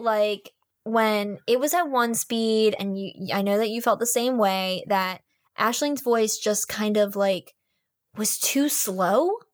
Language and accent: English; Maryland, United States